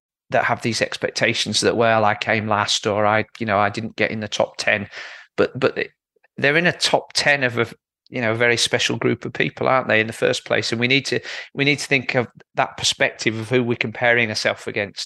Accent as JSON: {"language": "English", "region": "Yorkshire and the Humber", "country": "United Kingdom", "said": "As a Yorkshireman"}